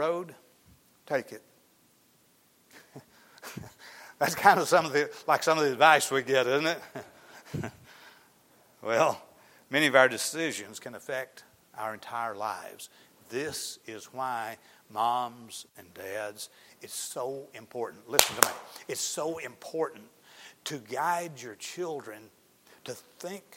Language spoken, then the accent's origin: English; Arkansas, United States; I'm from Arkansas